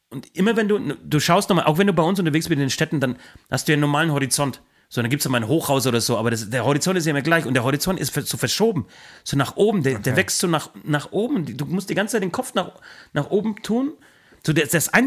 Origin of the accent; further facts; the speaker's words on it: Franconia, Bavaria, Germany; also born or lived in Swabian Alb; Da ist man als Franke natürlich irritiert.